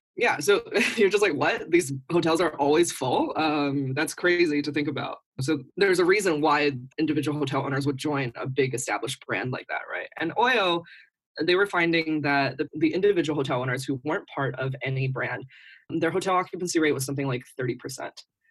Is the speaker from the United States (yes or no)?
yes; United States; also born or lived in New Delhi, India; now in Beijing, China; I am from the United States